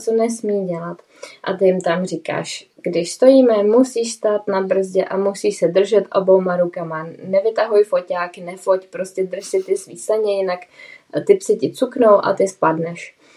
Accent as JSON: {"language": "Czech", "region": "Bohemia", "country": "Czechia", "moved": "yes", "said": "u nás v Čechách"}